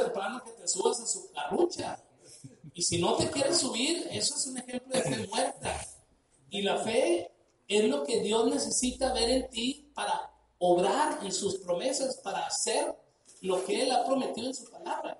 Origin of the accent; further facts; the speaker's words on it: Sinaloa, Mexico; Somos mexicanos, se nota que somos mexicanos, somos sinaloenses, pues se nota que somos de Sinaloa